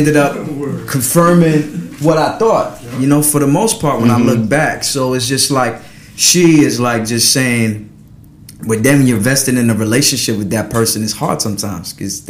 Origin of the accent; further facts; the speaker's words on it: Paris, Île-de-France, France; born there; I was born in Paris, France, so we know about wine.